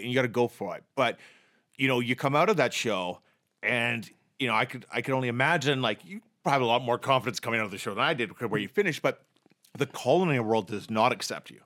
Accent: Vancouver, British Columbia, Canada; also born or lived in Edmonton; I'm from Vancouver

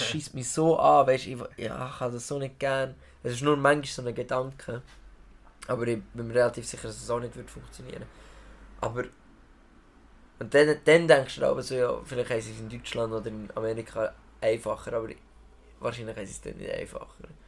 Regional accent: Solothurn, Switzerland; ich bin Solothurner Bub, 20 Jahre hier

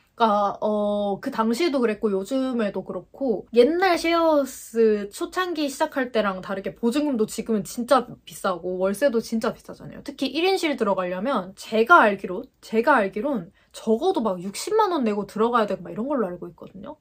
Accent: Gwangju, South Korea; moved away as an adult; now in Seoul, South Korea; 제 고향이 전라도 아래쪽에 있는 광주예요. 광주 광역시인데 거기에서 가족들과 이렇게 살다가

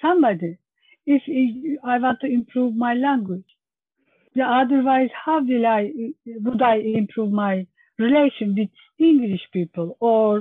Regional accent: Turkey; English is a second language; moved away as an adult; now in Birchington, United Kingdom; I am from Turkey.

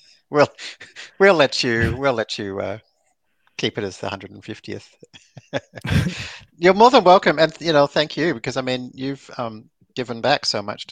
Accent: Melbourne, Victoria, Australia; moved away as an adult; also born or lived in San Francisco; I growing up in Melbourne

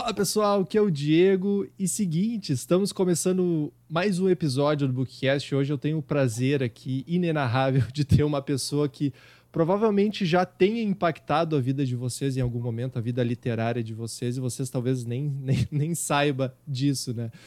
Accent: Rio Grande do Sul, Brazil; accent: gaúcho; eu tenho um sotaque muito carregado gaúcho

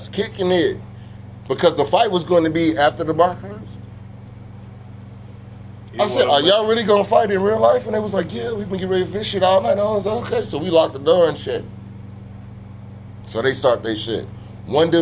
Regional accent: Tulsa, Oklahoma, United States; I'm from Tulsa, Oklahoma

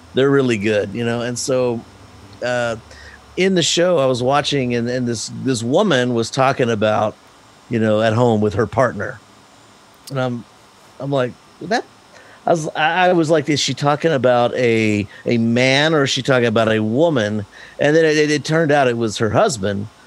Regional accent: Big Spring, Texas, United States; I'm, I'm I'm from Big Spring, Texas, little tiny little town here in West Texas.

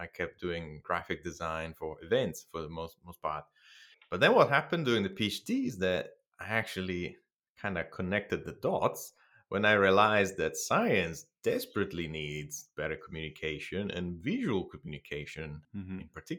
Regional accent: Bologna, Emilia-Romagna, Italy; English is a second language; moved away as an adult; now in Adelaide, Australia; That's right. Over in Italy. I am from Bologna. I did my undergrads, half of my master's degree there, half of it in California.

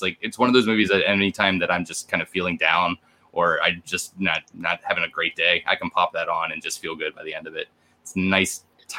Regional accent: Brevard County, Florida, United States; now in Maryland, United States; I grew up in Florida, but I'm born in Maryland, where I'm living now.

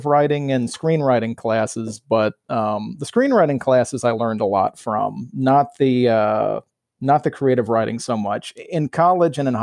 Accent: Mobile, Alabama, United States; moved away as an adult; also born or lived in Staten Island, New York; now in Pennsylvania, United States; I'm originally from Mobile, Alabama

